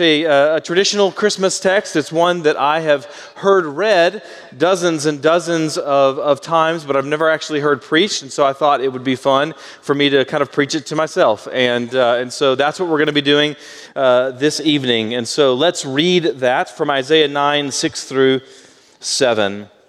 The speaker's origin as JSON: {"language": "English", "town": "Baytown", "region": "Texas", "country": "United States", "tie": "born or raised there", "said": "my mom's family all stayed within about 20 miles or so of my hometown of Baytown, Texas."}